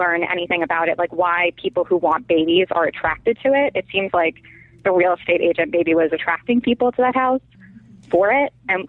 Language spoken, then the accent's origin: English; Los Angeles, California, United States; from L.A.